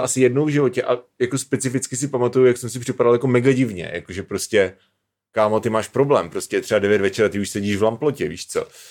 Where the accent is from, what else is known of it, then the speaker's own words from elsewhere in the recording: Svitavy, Pardubice Region, Czechia; moved away as an adult; also born or lived in Brno / Hrušovany u Brna; do světa jsme se stěhovali, až když mě byly dva roky, protože máma dostala práci ve světavské nemocnici